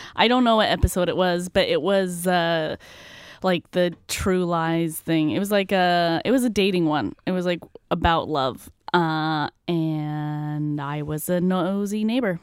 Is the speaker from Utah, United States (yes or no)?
yes; Utah, United States; moved away; I'm originally from Utah